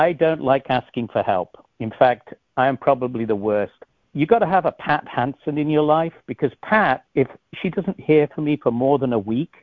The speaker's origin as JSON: {"language": "English", "region": "England", "country": "United Kingdom", "tie": "born or raised there", "moved": "yes", "said": "I was born in England"}